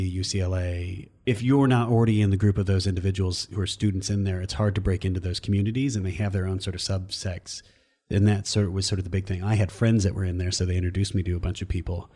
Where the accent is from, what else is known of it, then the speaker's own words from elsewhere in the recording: Iowa, United States; moved away as an adult; also born or lived in East Coast / Omaha; I left Iowa and I went to, like, Iowa State and then I moved to the East Coast